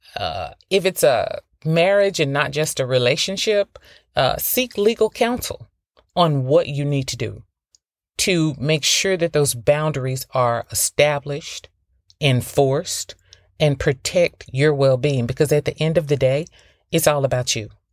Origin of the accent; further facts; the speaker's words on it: the South, United States; moved away; I'm from the South